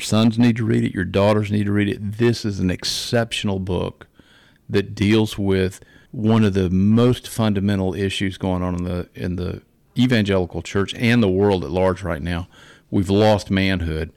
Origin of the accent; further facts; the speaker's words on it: Macon, Georgia, United States; I was born in Macon, Georgia, lived in Georgia for a long time